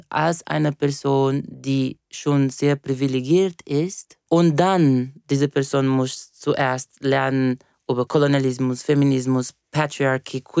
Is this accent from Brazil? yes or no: yes; Brazil; ich bin eben Brasilianerin und wir haben eine eines eine sehr schöne Entity, äh, von wo ich komme, von der äh, Afro-Diasporic Religion